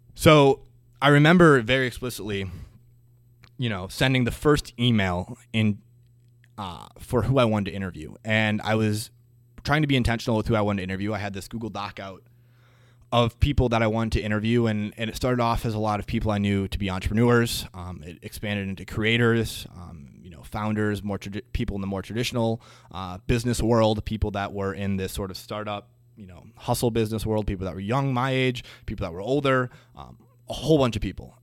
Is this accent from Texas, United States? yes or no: no; Green Bay, Wisconsin, United States; moved away as an adult; now in Twin Cities, United States; I am originally from Green Bay, Wisconsin